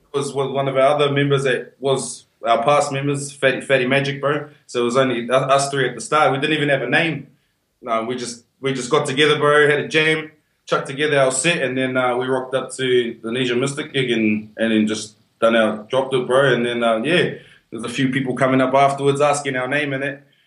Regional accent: Whanganui, Manawatū-Whanganui, New Zealand; now in Perth, Australia; I'm from Wongas, from Wanganui.

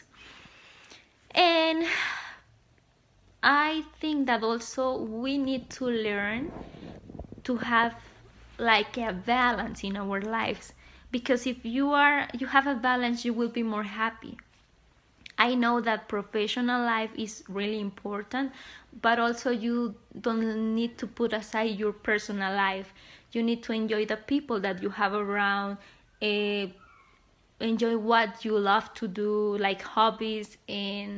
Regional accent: Mexico; I'm from Mexico.

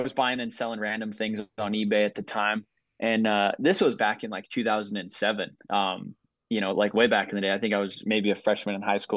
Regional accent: Southern Colorado, United States; I'm from Southern Colorado

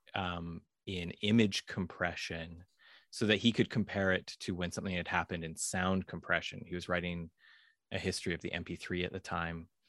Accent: Vancouver, British Columbia, Canada; I grew up in Vancouver, Canada

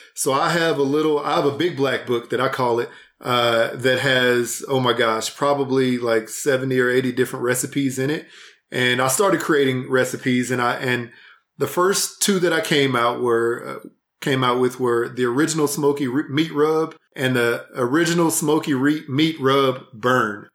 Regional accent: Houston, Texas, United States; moved away as an adult; also born or lived in Fort Worth, Texas; now in Salt Lake City, United States; I'm from Houston originally.

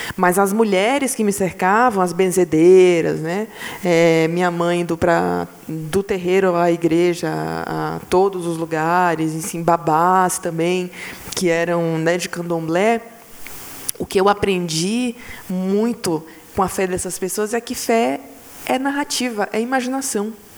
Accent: Bahia, Brazil; eu sou baiana

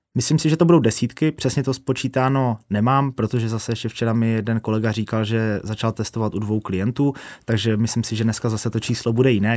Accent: Ostrava, Moravian-Silesian Region, Czechia; jsme z Ostravy, což asi trošku půjde slyšet

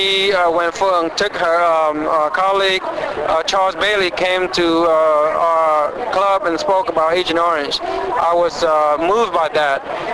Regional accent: Da Nang, Vietnam; moved away; I was born and raised in Vietnam, and my hometown is Da Nang.

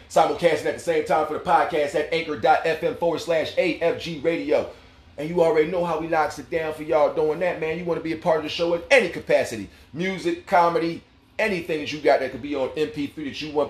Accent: Hollis, New York, United States; I'm from Hollis, Queens, and they can kick rocks.

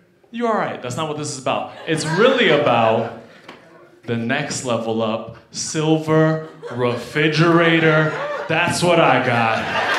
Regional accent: New York, United States; now in Denver, United States; Yo, I struggled a lot growing up in New York, but now that I'm in Denver, yo, I made it.

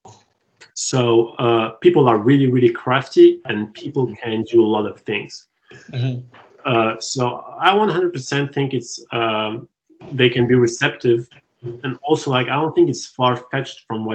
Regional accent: Tunisia; English is a second language; moved away as an adult; now in Montreal, Canada; I was out of Tunisia, which is my home country

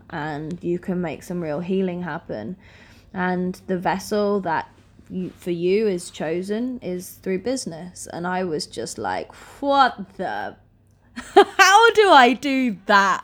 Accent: Norfolk, East of England, United Kingdom; I grew up in Norfolk in the U K

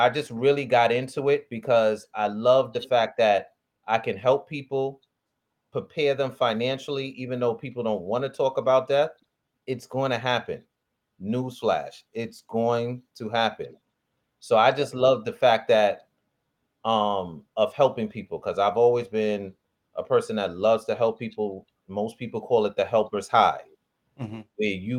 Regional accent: Nigeria; Me being the Nigerian, like, wait a minute.

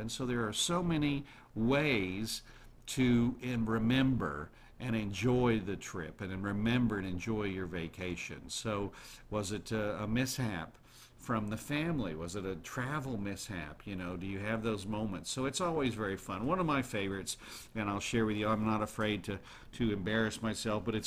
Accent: United States; I was born in America

